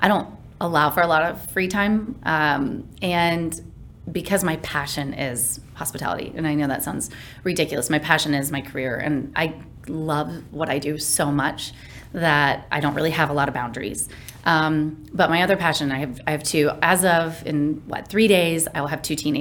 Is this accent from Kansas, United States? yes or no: yes; Kansas, United States; now in Dallas, United States; growing up in Kansas